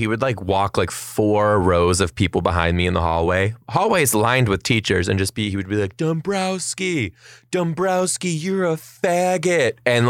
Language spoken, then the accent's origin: English; just outside of Detroit, Michigan, United States; I am from just outside of Detroit, Michigan.